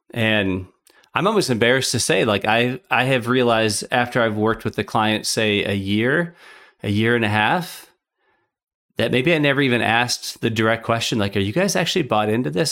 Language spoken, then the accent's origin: English; Minnesota, United States; now in Chicago, United States; I grew up in Minnesota and now I live in Chicago